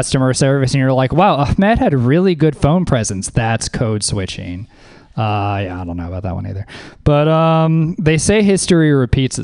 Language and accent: English; the South, United States; moved away; I'm from the South originally